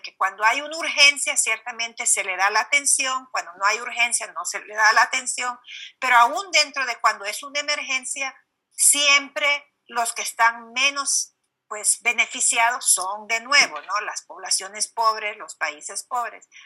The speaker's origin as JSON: {"language": "Spanish", "country": "Honduras", "tie": "born or raised there", "moved": "yes", "said": "creciendo en Honduras"}